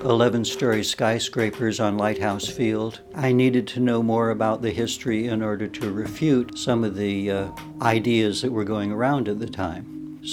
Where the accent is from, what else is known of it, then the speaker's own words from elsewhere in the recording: Santa Cruz, California, United States; born there; I was born in Santa Cruz, but I've lived all over Northern California. So when I came back to go to college, I came back as an outsider.